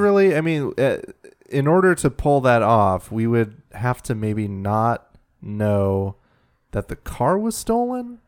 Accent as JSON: {"language": "English", "area": "Brookfield, Oswego, Aurora, Chicago suburbs", "region": "Illinois", "country": "United States", "tie": "born or raised there", "said": "I grew up in Brookfield, then we moved to Oswego"}